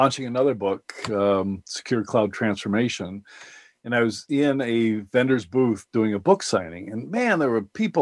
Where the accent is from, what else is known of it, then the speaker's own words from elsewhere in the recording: Madison, Wisconsin, United States; my hometown, Madison, Wisconsin